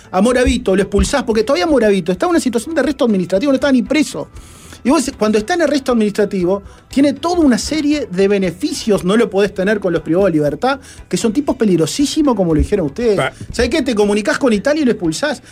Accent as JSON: {"language": "Spanish", "country": "Uruguay", "said": "yo pensando como uruguayo"}